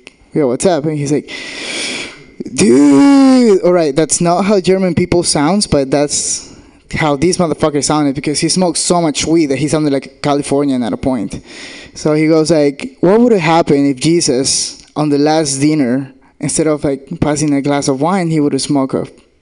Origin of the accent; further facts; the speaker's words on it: Argentina; English is a second language; moved away; I'm from Argentina, which means I have a fucking accent